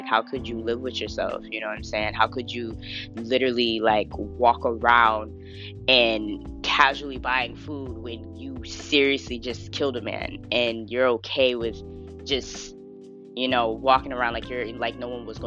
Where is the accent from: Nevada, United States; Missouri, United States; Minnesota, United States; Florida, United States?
Florida, United States; accent: Southern; I was born and raised in Florida, so I was very Southern